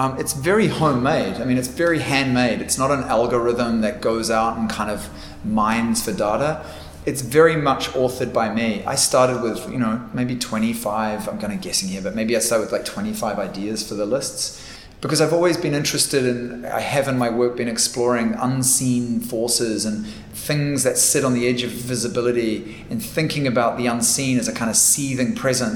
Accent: New Zealand; I am from Aotearoa, New Zealand. That is my home

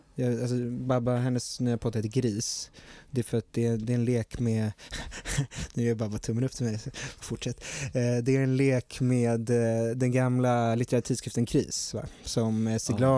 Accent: Stockholm, Stockholm County, Sweden; Jag är uppvuxen på Söder

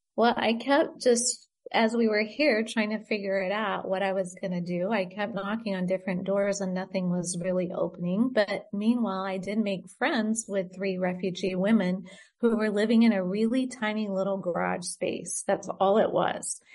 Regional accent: United States; born or raised there; moved away as an adult; also born or lived in Great Britain / Indonesia; now in Beirut, Lebanon

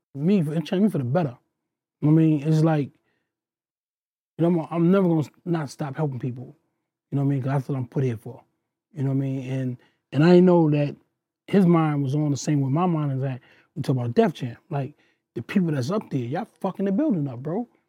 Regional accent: New York City, New York, United States; I come from Queens

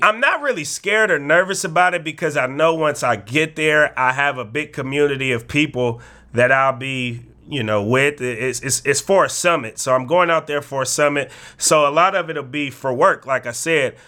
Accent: Bay Area, California, United States; moved away; also born or lived in Oregon; we both knew we came from the Bay Area, a place where it can be hard to make it out

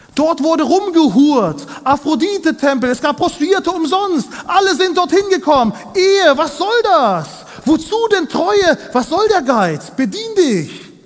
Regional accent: Kazakhstan; moved away; ich komme aus Kasachstan, aus einer kleinen Provinz, ein bisschen weiter östlich von Deutschland.

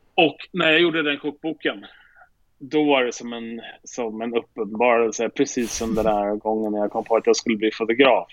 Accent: Sweden; moved away as an adult; now in New York, United States; jag är svensk

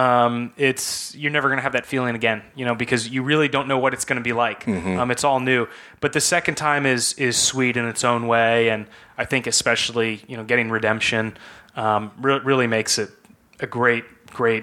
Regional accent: Silicon Valley, California, United States; I grew up in Silicon Valley, and my dad was a venture capitalist

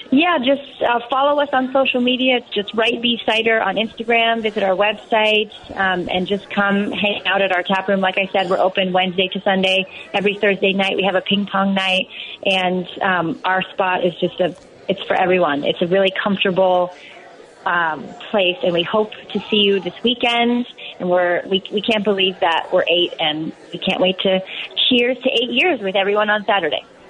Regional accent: Seattle, Washington, United States; moved away as an adult; now in Chicago, United States; I uh, grew up in Seattle

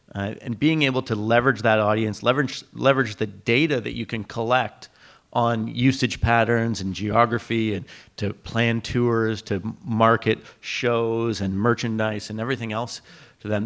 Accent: Canada; as a Canadian

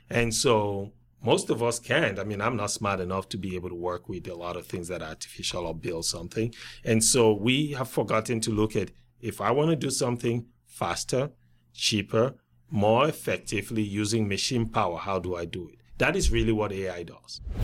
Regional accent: Cameroon; moved away as an adult; also born or lived in Wisconsin; I grew up through high school in Cameroon

